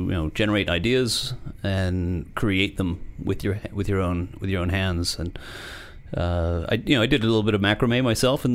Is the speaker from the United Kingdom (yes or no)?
yes; South West England, United Kingdom; moved away; I was born in Southwest England. Very close to the home of Clarks of England